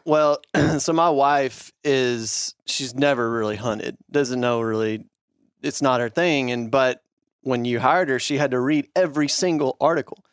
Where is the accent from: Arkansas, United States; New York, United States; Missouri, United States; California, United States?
Arkansas, United States; lifelong hunter, grown, born and bred in Arkansas